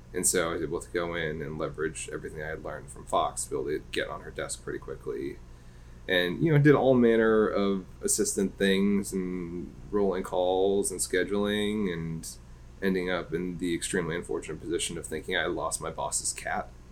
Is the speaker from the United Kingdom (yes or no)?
yes; London, United Kingdom; moved away; I was born in London, England